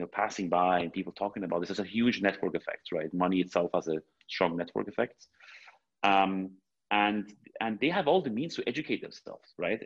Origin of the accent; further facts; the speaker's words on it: Switzerland; I was brought up in Switzerland